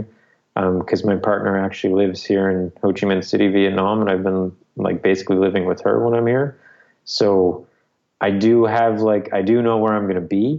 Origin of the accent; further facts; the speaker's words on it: Canada; moved away as an adult; also born or lived in Newfoundland; my home province.